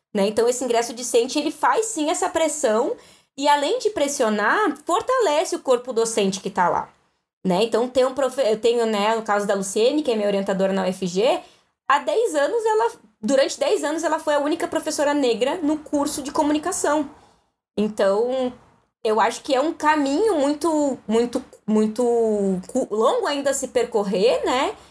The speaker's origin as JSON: {"language": "Portuguese", "town": "Guaíba", "region": "Rio Grande do Sul", "country": "Brazil", "tie": "born or raised there", "also_born_or_lived": "Canoas / Porto Alegre", "said": "eu nasci numa cidade chamada Canoas e com sete anos mudei para Guaíba e morei dos meus sete anos até os meus 19 na Coab"}